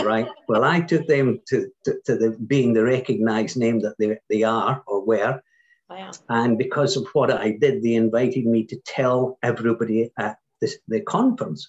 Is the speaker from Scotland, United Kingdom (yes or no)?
yes; Scotland, United Kingdom; Being Scottish